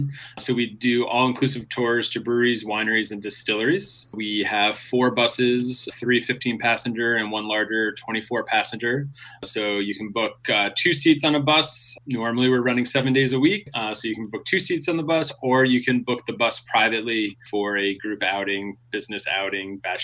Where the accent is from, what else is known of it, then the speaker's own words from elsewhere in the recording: Long Island, New York, United States; also born or lived in Massachusetts; now in Portland, United States; I'm originally from New York, Long Island specifically.